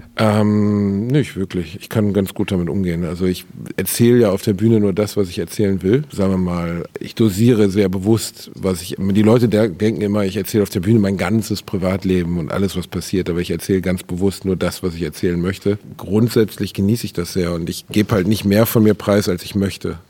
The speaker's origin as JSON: {"language": "German", "town": "Gelsenkirchen", "region": "North Rhine-Westphalia", "country": "Germany", "tie": "born or raised there", "also_born_or_lived": "Dortmund / Osnabrück", "moved": "as an adult", "said": "Und ich bin dort halt aufgewachsen, mit 18 weggegangen"}